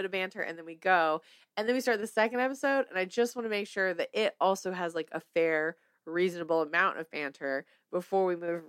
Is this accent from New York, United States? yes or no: no; Mississippi, United States; I'm not from Hattiesburg, Mississippi, but I tell people I'm from Hattiesburg because it's about 4 to 5 minutes outside of Hattiesburg, and nobody knows where it is, so I tell people I'm from Hattiesburg.